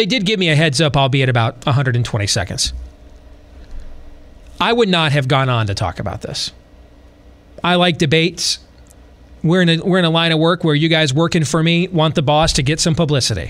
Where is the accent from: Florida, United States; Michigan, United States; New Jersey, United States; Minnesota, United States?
Michigan, United States; moved away as an adult; now in Iowa, United States; growing up in Michigan